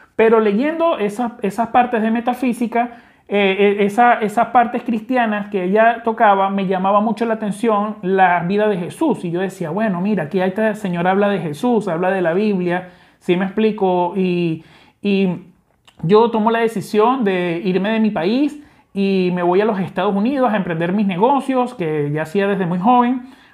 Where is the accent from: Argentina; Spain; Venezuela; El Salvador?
Venezuela; accent: Venezuelan; como te puedes dar cuenta por mi acento, soy venezolano